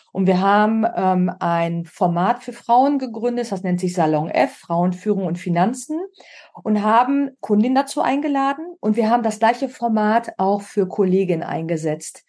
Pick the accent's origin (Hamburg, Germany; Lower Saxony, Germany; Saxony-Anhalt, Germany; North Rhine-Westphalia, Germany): North Rhine-Westphalia, Germany; Münster; moved away as an adult; also born or lived in Munich / Oldenburg / Milan / Perugia; now in Berlin, Germany; Ich bin in Münster geboren und auch groß geworden